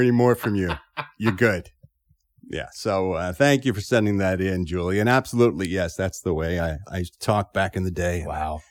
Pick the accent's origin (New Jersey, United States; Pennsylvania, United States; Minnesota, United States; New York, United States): Pennsylvania, United States; Philadelphia; born or raised there; accent: Philly; moved away